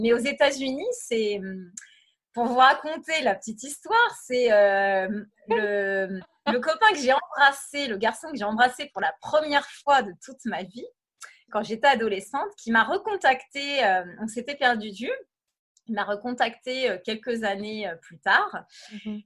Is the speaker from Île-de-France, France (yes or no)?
no; Brittany, France; moved away as an adult; also born or lived in Paris / Los Angeles / Cambodia; je suis à la base, je suis bretonne